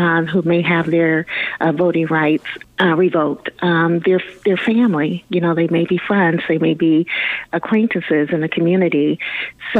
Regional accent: Fort Dodge, Iowa, United States; Fort Dodge being my hometown. So being my hometown, you know the folks here that live here.

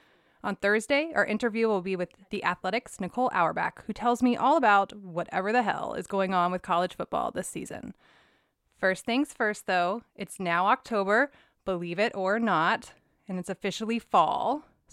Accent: the South, United States

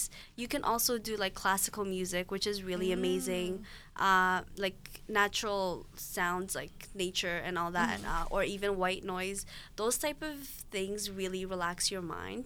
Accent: Ethiopia; moved away; my home country, I guess, Ethiopia

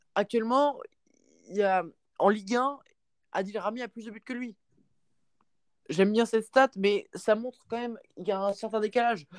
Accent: Paris, Île-de-France, France; je suis parisien

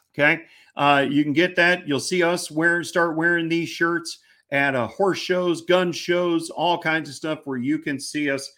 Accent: Missouri, United States; I'm from Missouri.

